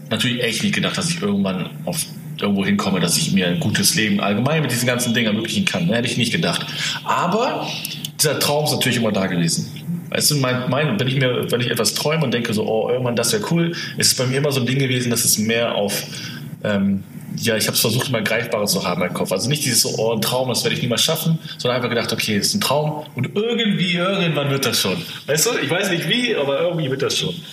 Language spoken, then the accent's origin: German; Hamburg, Germany; da, wo ich herkomme, ist jetzt so, ja, ist jetzt nicht so Ghetto oder so, mhm. aber nicht die beste Gegend